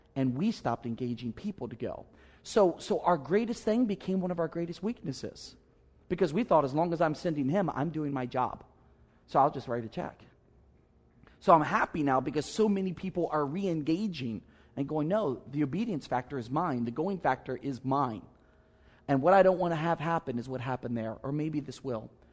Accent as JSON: {"language": "English", "region": "Maryland", "country": "United States", "said": "I'm from Maryland"}